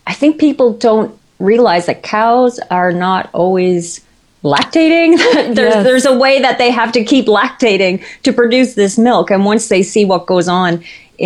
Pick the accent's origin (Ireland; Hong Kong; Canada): Canada; Newfoundland and Labrador; moved away as an adult; we were living where we grew up in Newfoundland